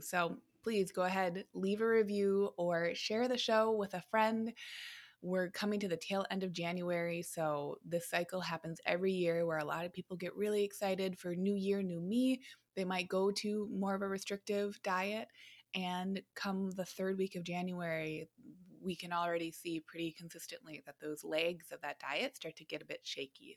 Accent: United States

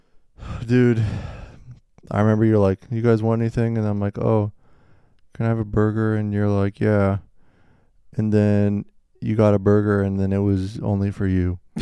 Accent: Kansas City, United States; I was born in Kansas City

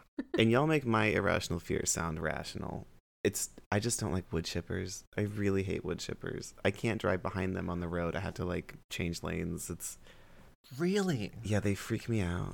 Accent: South Florida, United States; I grew up in South Florida

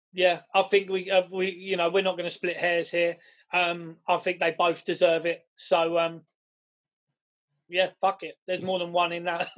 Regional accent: United Kingdom; we're British

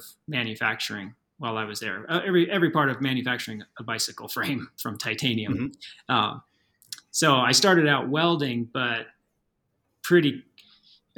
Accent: just outside of Portland, Oregon, United States; moved away as an adult; now in Steamboat Springs, United States; my hometown, which is just outside of Portland, Oregon

